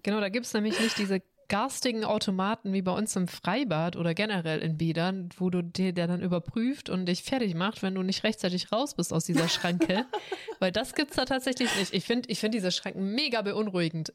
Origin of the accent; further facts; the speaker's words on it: Swabia, Baden-Württemberg, Germany; ich bin Schwabe